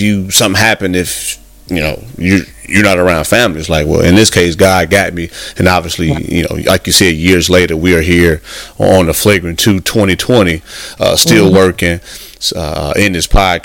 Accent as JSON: {"language": "English", "region": "Midwest", "country": "United States", "moved": "yes", "lives_now": "Texas, United States", "said": "I'm from the Midwest myself, and coming out to Texas"}